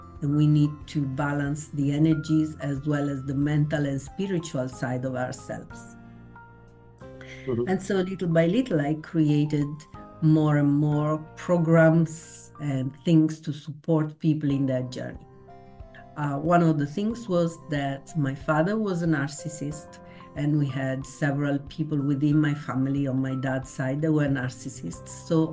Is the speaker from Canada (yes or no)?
no; Italy; I was born in Italy in 1965